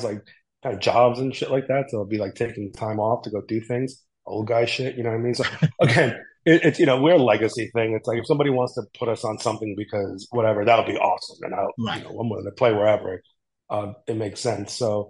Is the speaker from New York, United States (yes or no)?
yes; New York City, New York, United States; I grew up in the South Bronx with Frank